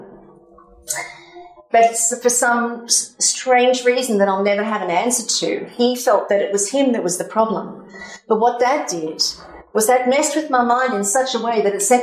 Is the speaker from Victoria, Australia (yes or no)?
no; Cronulla, New South Wales, Australia; also born or lived in Sydney; So in 2001, I was living in Sydney. I'm from Cronulla